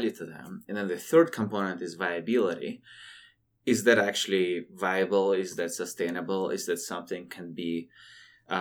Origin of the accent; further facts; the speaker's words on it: Siberia, Russia; born and raised in Siberia